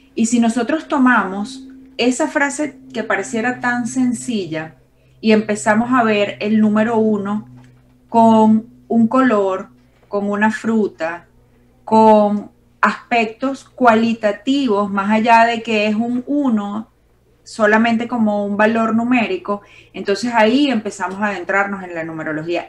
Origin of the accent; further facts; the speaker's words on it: Valencia, Carabobo, Venezuela; en Valencia, que es de donde yo vengo en Venezuela